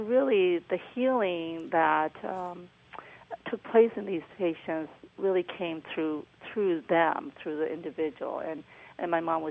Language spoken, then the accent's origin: English; Myanmar; moved away; I was born in Burma, Myanmar now